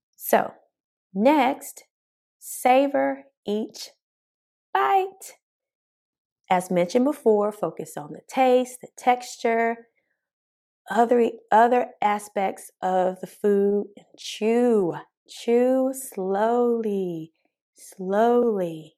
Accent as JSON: {"language": "English", "region": "the South", "country": "United States", "tie": "born or raised there", "accent": "country", "said": "Born and raised in the South"}